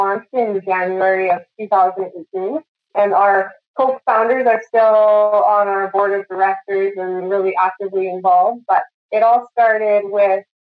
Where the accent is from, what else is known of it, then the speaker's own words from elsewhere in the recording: Saskatoon, Saskatchewan, Canada; I grew up in Saskatoon, Saskatchewan.